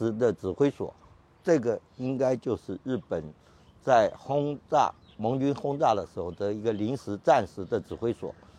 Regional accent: Kaohsiung, Taiwan; 我是生在左营，住在眷村，今年六十九岁，

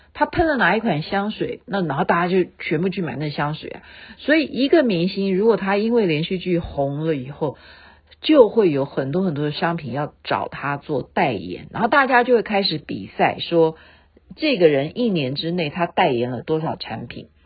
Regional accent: Taiwan; 我们台湾这边

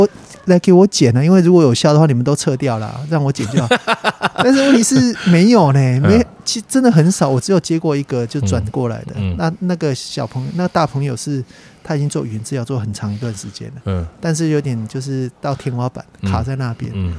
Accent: Taiwan; accent: Taiwanese Mandarin; 而且我讲话也就台湾国语啊，不会卷舌啊。

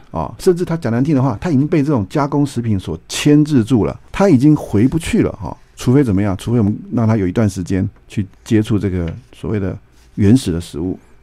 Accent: Taiwan; 我们台湾人的百分之九十每天在吃坏油

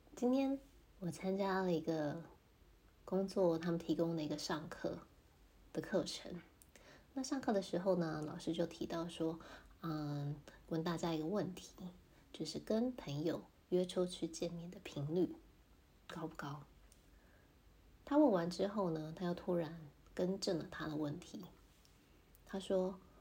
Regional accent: Taiwan; 虽然我是台湾人

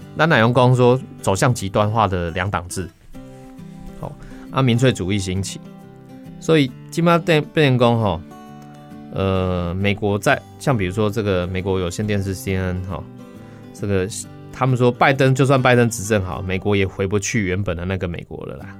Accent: Taiwan; 我们台湾人

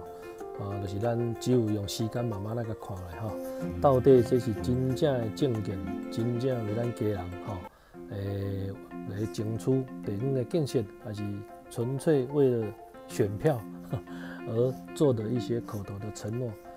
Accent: Keelung, Taiwan; 中央政府、地方政府都能够听到我们基隆人的声音，啊，给基隆人真正一个更好的未来。

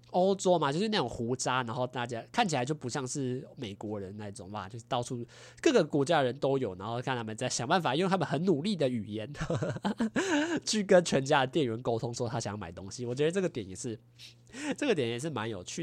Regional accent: Taiwan; 我们台湾人

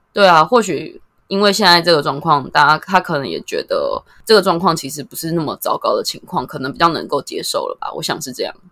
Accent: Taoyuan, Taiwan; 其实我是桃园人，大学也算是在桃园念

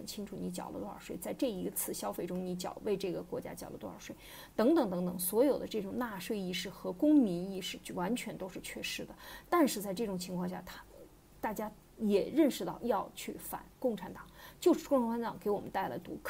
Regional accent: China; 也是对我们中国人民一直进行思想的改造。

